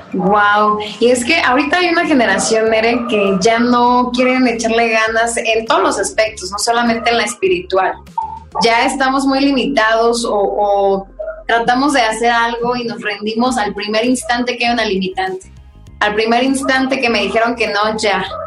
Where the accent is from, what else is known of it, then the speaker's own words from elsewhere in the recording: Mexico; nuestra cultura mexicana